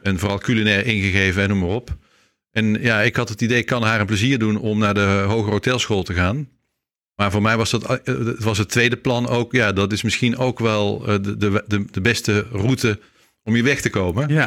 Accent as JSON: {"language": "Dutch", "town": "Leut", "region": "Flanders", "country": "Belgium", "tie": "born or raised there", "moved": "yes", "said": "ik ben een Nederlander die in eh, België geboren is. Dus ik ben een, een Vlaming met een Nederlands paspoort"}